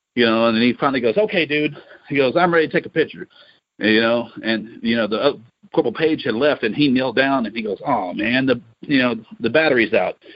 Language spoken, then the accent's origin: English; Louisiana, United States; I grew up in Louisiana